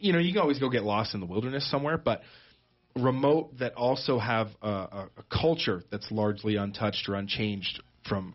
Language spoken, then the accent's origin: English; Toronto, Ontario, Canada; moved away as an adult; also born or lived in Seoul, South Korea; now in Sheridan County, United States; I was born in Canada, in Toronto, and grew up there. Spent my childhood and such just north of the big city in Canada